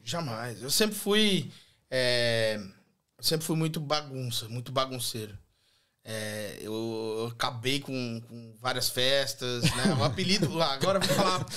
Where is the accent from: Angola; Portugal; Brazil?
Brazil; Joinville, Santa Catarina; moved away as an adult; now in Australia; eu nasci em Joinville, Santa Catarina, Santa e Bela Catarina, né? E eu vim para a Austrália em 2016